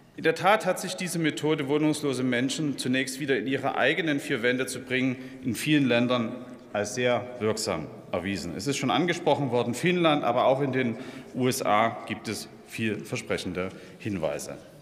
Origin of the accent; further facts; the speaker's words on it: Dresden, Saxony, Germany; in meiner Heimatstadt Dresden